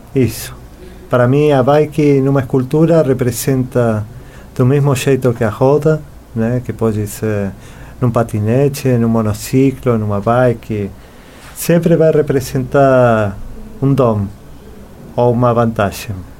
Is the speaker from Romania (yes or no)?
no; Buenos Aires, Argentina; Portuguese is a second language; moved away as an adult; now in Florianópolis, Brazil; Eu nasci em Buenos Aires, nací en Argentina en el año, no año 1975. Viví quase toda a minha vida na Argentina